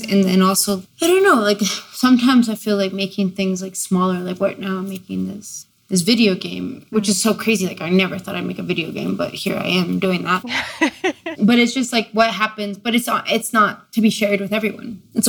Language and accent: English; La Paz, Bolivia; also born or lived in Ithaca, United States; now in Philadelphia, United States; I was born in La Paz, Bolivia, but I grew up between La Paz and Ithaca, New York.